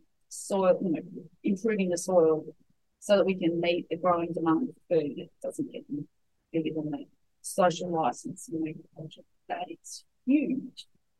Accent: Sydney, New South Wales, Australia; But we would never have even thought about it growing up in Sydney.

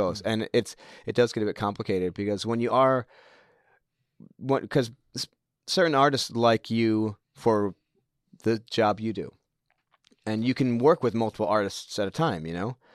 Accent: United States; moved away as an adult; also born or lived in New Zealand; now in Tauranga, New Zealand; My parents are both American. They are on holiday when I was born. And then my dad got offered a good job back in the States. So they went back there, and I lived there for most of my life

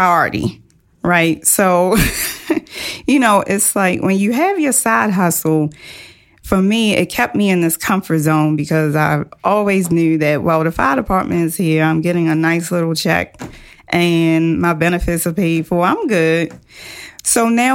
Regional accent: Baltimore, Maryland, United States; very humble beginnings, Baltimore City girl, public high school educated

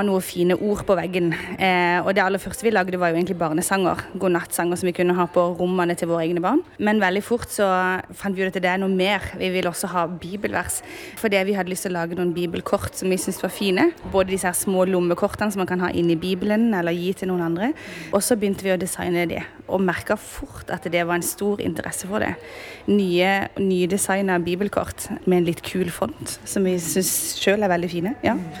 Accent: Sørlandet, Southern Norway, Norway; Og så kommer vi fra Sørlandet

